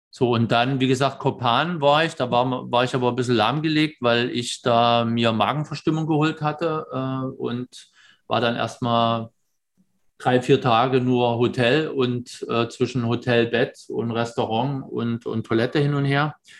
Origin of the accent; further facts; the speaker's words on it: Germany; moved away; als Deutscher